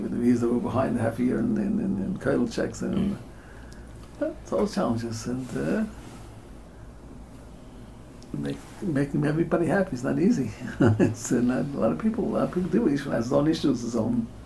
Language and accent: English; United States; And we're all American born.